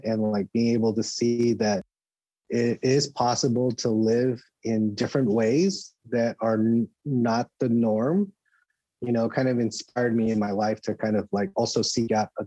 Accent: West Covina, California, United States; now in San Francisco, United States; I grew up in the suburbs east of LA in a community called West Covina, in the San Gabriel Valley

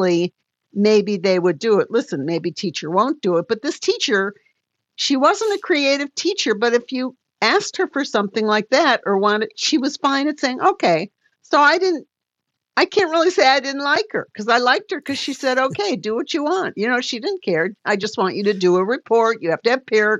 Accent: Detroit, Michigan, United States; I'm from Detroit and I'm Motown

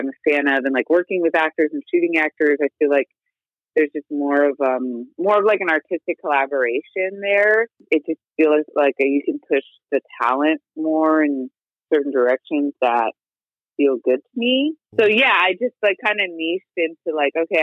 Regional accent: Moreno Valley, California, United States; I grew up in Moreno Valley, which is in the Inland Empire in Southern California

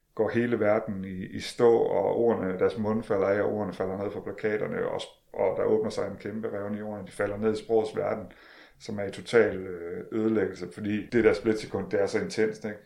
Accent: Denmark; vi er trods alt danskere

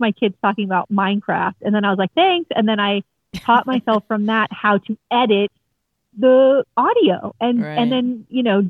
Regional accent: Fort Lauderdale, Florida, United States; I grew up down here in Fort Lauderdale.

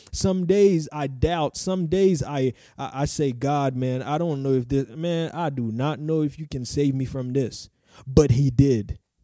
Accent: Haiti; moved away; I was probably eight, nine, or ten in Haiti. I'm from Haiti.

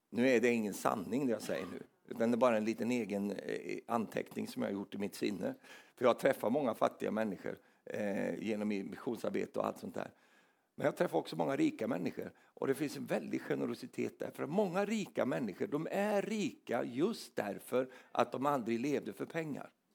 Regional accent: Sweden; som är svensk

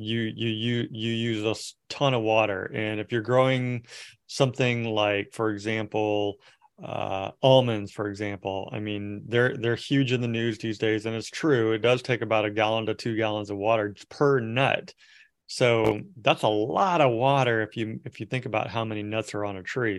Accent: Merced, California, United States; I grew up in Merced area where, uh, it's, it's, which is Central Valley

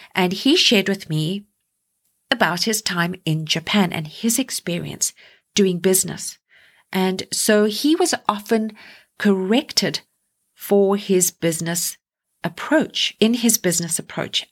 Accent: South Africa; now in Canada; me being South African and now living here in Canada

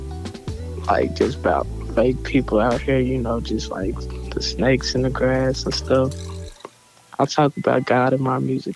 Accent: Sherman, Texas, United States; Texas. Sherman, Texas.

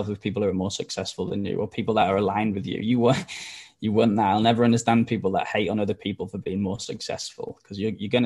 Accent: Wales, United Kingdom; now in Australia; if you can't tell by the accent, I'm not from Australia, I'm from Wales

